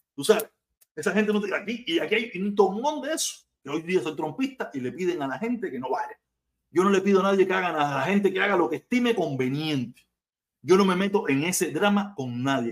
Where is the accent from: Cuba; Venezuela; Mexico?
Cuba; Havana, La Habana; moved away; Yo soy de La Habana